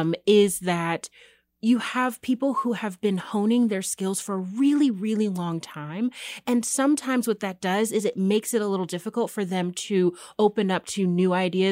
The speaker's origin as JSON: {"language": "English", "region": "California", "country": "United States", "moved": "yes", "said": "I come from the San Francisco Bay Area, where we're competing with the booming tech industry"}